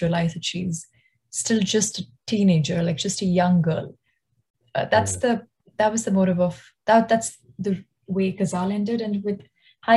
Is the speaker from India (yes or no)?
yes; Delhi, India; moved away; my hometown in Delhi